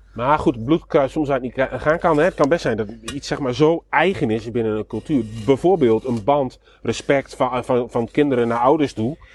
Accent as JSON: {"language": "Dutch", "town": "Nijverdal", "region": "Overijssel", "country": "Netherlands", "said": "ik kom natuurlijk zelf uit Twente"}